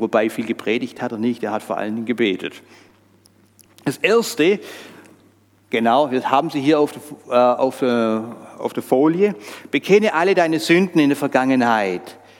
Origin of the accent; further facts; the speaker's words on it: Switzerland; bei uns in der Schweiz